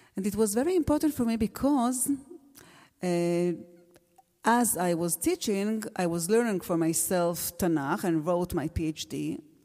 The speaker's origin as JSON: {"language": "English", "town": "Alon Shvut", "region": "Judea and Samaria", "country": "Israel", "tie": "born or raised there", "first_language": "Hebrew", "second_language": "English", "said": "I was born in Alon Shvut. It's in Gush Etzion, near Jerusalem, and I live there, there still with my own family. And I was growing up there"}